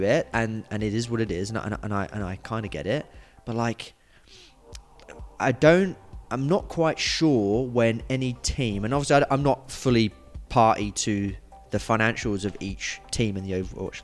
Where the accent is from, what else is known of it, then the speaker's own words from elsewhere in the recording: London, United Kingdom; I'm from London.